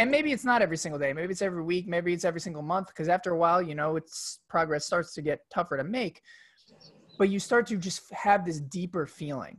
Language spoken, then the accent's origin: English; New York, United States; I grew up in New York